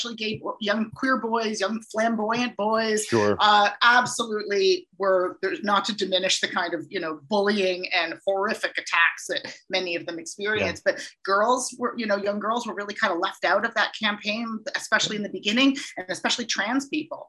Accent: Brampton, Ontario, Canada; also born or lived in Peterborough; I wanted to come back to Toronto, which is my home. I grew up in Brampton.

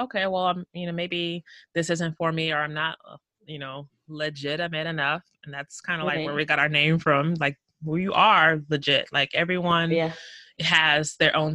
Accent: Houston, Texas, United States; moved away as an adult; now in Seattle, United States; I was born and raised in the greatest city in this country, which is Houston, Texas

